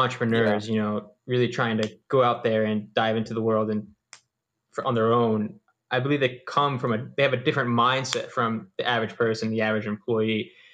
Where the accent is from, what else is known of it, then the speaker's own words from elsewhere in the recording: East Coast of the US, United States; I'm from the East Coast on the U S